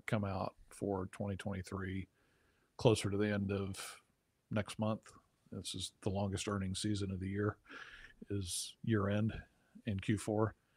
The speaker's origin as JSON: {"language": "English", "region": "South Texas", "country": "United States", "tie": "born or raised there", "said": "growing up in South Texas"}